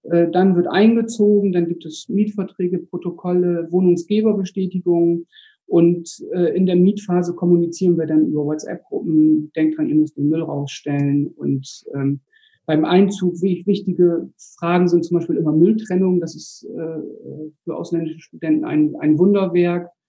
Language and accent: German; Bremen, Germany; Ich komme aus Bremen, bin 45 Jahre alt, habe drei Kinder.